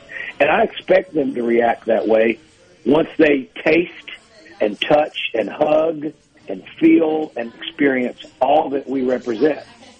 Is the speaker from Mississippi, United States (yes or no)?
yes; Mississippi Delta, United States; I am from the Mississippi Delta and I am a Mississippian